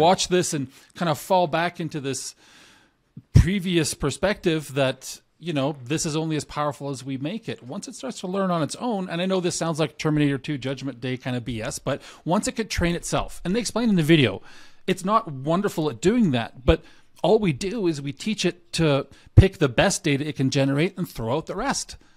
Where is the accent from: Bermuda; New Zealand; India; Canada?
Canada; I'm Canadian